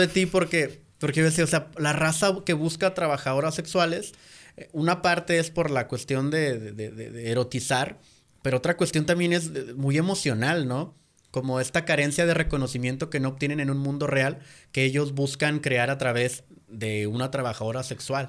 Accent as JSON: {"language": "Spanish", "country": "Mexico", "said": "nosotros como mexicanos"}